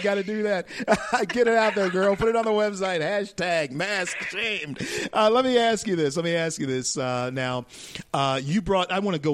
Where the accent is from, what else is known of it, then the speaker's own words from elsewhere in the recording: Shreveport, Louisiana, United States; moved away; my hometown, Shreveport, Louisiana, and my home state of Louisiana.